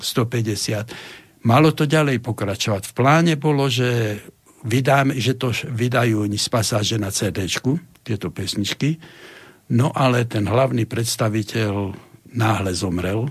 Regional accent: Banská Bystrica, Banská Bystrica Region, Slovakia; ja som Bystričan, tvrdý Bystričan

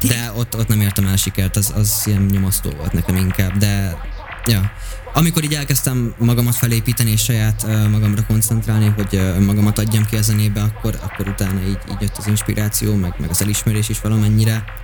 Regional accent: Hungary; Én is vidéki vagyok

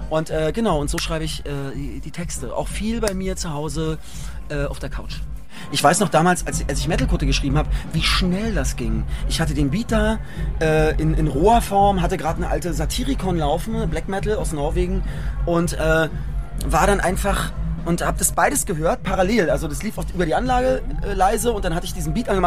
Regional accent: Köpenick, Berlin, Germany; Ihr kommt alle mit nach Köpenick. Meine Heimat.

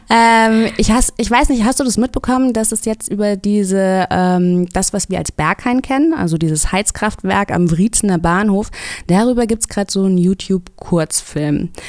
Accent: Hesse, Germany; ich komme ja aus Hessen

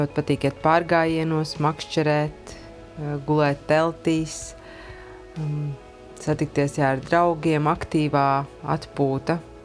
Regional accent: Iecava, Latvia; Esmu no Iecavas

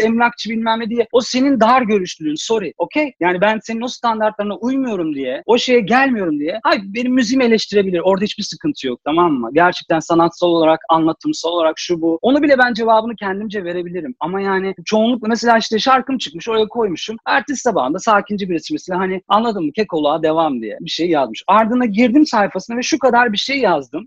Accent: Istanbul, Turkey; Ben bağcılar gibi bir yerde büyüdüm, yetiştim

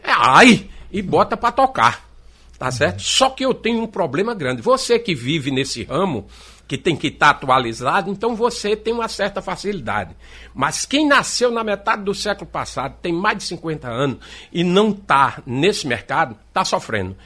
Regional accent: Recife, Pernambuco, Brazil; also born or lived in Paraíba; now in João Pessoa, Brazil; E eu morei na Paraíba, quando deu quatro anos de idade, eu vim embora para o Recife. Eu peguei aquelas três cheias, nós sofremos muito aqui no Recife

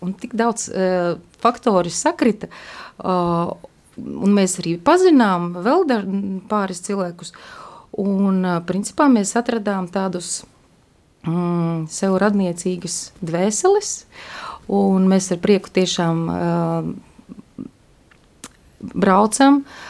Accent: Daugavpils, Latgale, Latvia; now in Riga, Latvia; es esmu no Daugavpils

